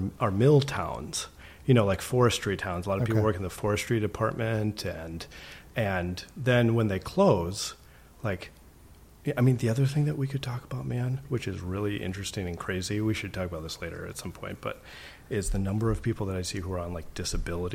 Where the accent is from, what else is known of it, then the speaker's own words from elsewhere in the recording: Sioux Falls, South Dakota, United States; moved away as an adult; also born or lived in Minnesota; now in Oakland, United States; I grew up in Sioux Falls, South Dakota. I'm like a very proud South Dakotan.